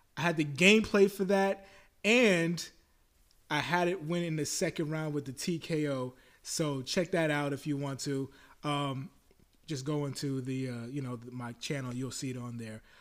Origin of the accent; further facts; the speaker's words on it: New York, United States; I'm a New Yorker